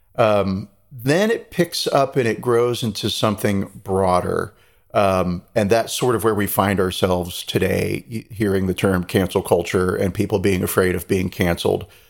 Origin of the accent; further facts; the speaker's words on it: United States; moved away; the American there